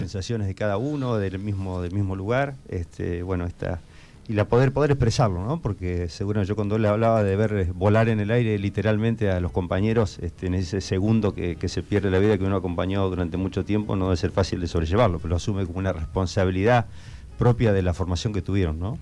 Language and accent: Spanish; Argentina; nuestra obligación como argentinos